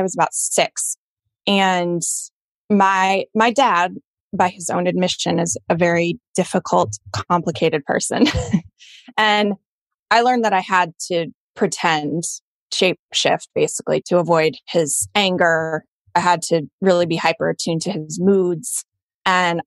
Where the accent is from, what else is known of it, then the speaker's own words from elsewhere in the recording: Colorado, United States; moved away as an adult; also born or lived in Boston; I grew up in Colorado in a pretty white bread suburban town.